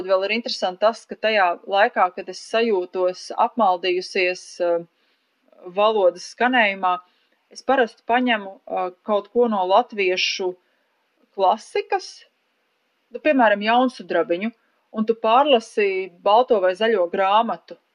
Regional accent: Latvia; first language Latvian; latviešu valoda ir mana dzimtā valoda

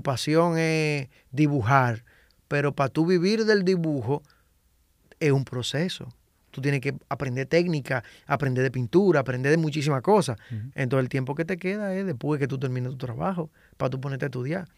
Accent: Santo Domingo Este, Distrito Nacional, Dominican Republic; yo me crié en Invivienda, yo salí de Invivienda a los 27 años.

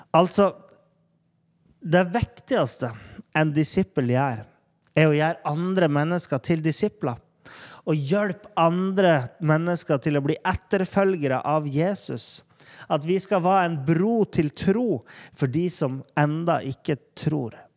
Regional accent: Norway; der vi er i Norge

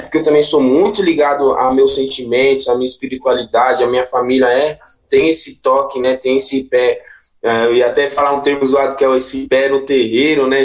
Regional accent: São Paulo, Brazil; also born or lived in Itaquera, São Paulo / Parelheiros, São Paulo; E nasci ali, na Vila Holanda 1, e cresci já em Guaianazes, na parte de Guaianazes mesmo, e mais um pouco, dos 10 anos para frente, eu fui para Itaquera

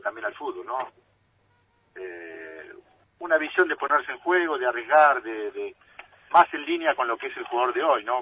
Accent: Argentina; si bien soy muy argentino en todo sentido, como jugador, como ciudadano, como todo

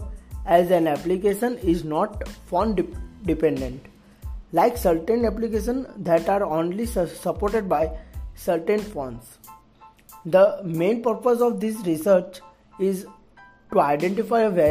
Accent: Surat, Gujarat, India; from Surat, Gujarat.

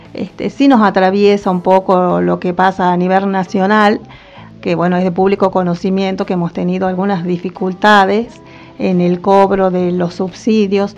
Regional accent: Salta, Argentina; moved away as an adult; also born or lived in Tucumán; yo soy salteña

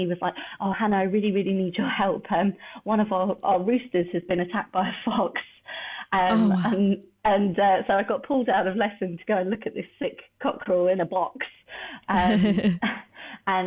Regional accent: Surrey, South East England, United Kingdom; born or raised there

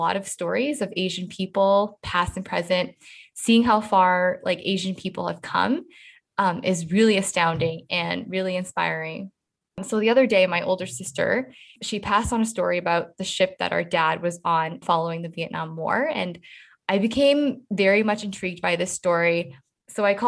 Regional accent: Canada; we grow up in like a multicultural mosaic

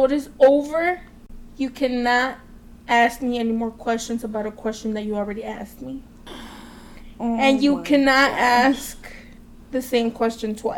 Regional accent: Waukegan, Illinois, United States; born in Waukegan at this hospital called Santa Teresa, but it doesn't exist anymore.

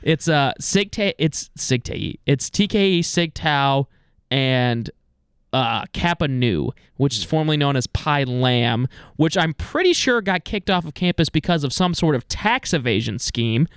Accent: East Coast, United States; moved away; I grew up on the East Coast

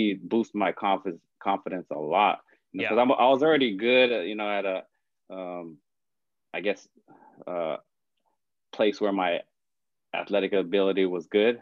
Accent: Hawaii, United States; moved away; the island life, right, growing up in Hawaii.

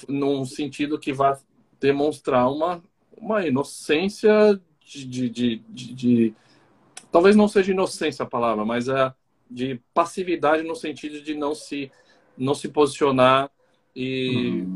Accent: Brazil; now in Argentina; Eu sou brasileiro, mas estou em outro uhum. lugar

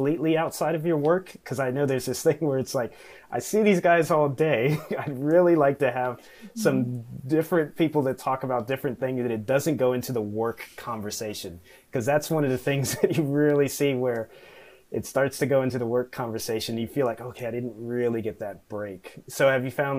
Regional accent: Washington, District of Columbia, United States; where I grew up around Washington, D.C.

